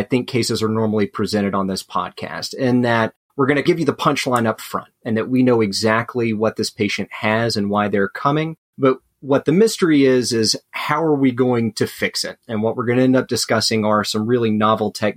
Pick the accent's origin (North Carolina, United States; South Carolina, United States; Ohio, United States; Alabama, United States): Alabama, United States; moved away as an adult; now in Atlanta, United States; I'm originally from Alabama. I did both my undergrad and med school there